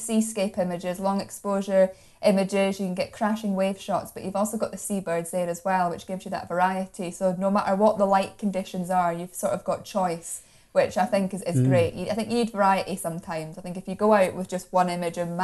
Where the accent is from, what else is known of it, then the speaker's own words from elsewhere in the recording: Moray Coast and Aberdeenshire, Scotland, United Kingdom; I'm from the Moray Coast and Aberdeenshire region myself